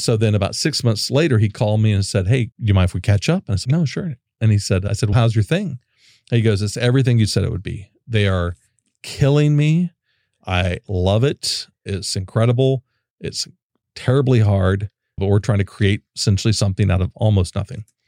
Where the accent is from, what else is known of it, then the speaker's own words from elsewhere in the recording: Oklahoma, United States; also born or lived in Dallas; now in Austin, United States; I'm from Oklahoma